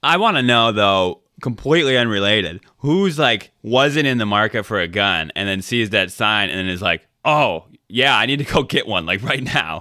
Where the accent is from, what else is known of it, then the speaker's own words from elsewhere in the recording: South Carolina, United States; I'm from South Carolina